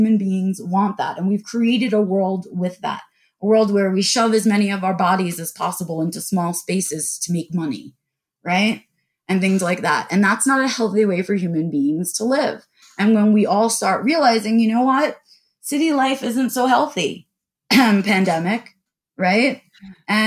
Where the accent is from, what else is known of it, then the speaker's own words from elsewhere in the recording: New York, United States; I was born and raised in New York